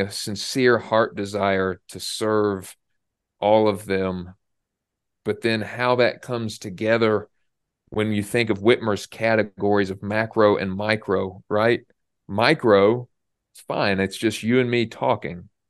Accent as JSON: {"language": "English", "region": "Indiana", "country": "United States", "said": "I'm from Indiana, and our basketball team is the Pacers."}